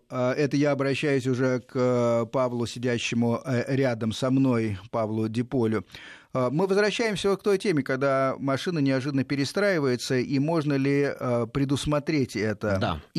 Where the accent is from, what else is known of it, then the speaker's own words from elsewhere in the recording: Podolsk, Moscow Oblast, Russia; я из Подмосковья, город Подольск.